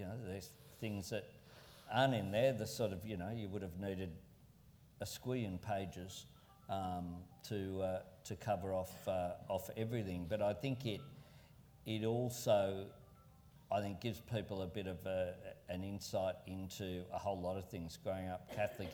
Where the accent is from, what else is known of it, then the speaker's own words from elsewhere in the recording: Sydney, New South Wales, Australia; also born or lived in Marrickville; my old base where I grew up in Camperdown was in the same seat as Marrickville where I lived